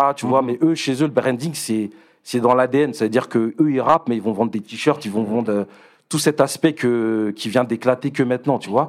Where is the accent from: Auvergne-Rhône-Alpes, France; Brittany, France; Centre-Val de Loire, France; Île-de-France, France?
Île-de-France, France; Paris; moved away as an adult; now in Rosny-sous-Bois, France; à la base, je suis du 19e, tu vois. Je suis de Paris